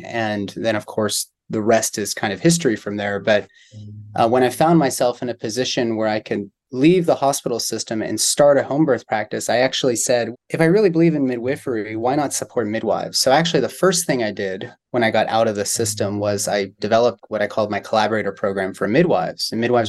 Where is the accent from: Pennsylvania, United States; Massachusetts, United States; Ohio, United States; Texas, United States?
Pennsylvania, United States; Pittsburgh; also born or lived in San Diego, California; now in Kentucky, United States; I grew up in Pittsburgh, Pennsylvania.